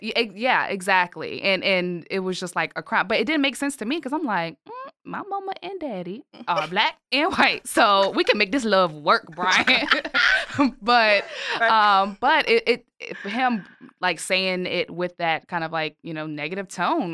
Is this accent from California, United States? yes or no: no; Richmond, Virginia, United States; I am born and raised in Richmond